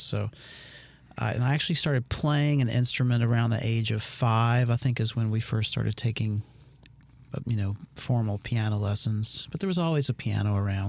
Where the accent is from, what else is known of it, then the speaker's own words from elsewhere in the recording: Meridian, Mississippi, United States; moved away as an adult; also born or lived in Hattiesburg, Mississippi / New Orleans, Louisiana; I grew up in Meridian